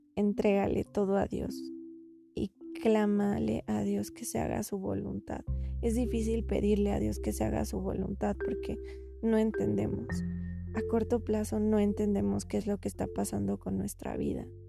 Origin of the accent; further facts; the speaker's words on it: Mexico; yo soy de México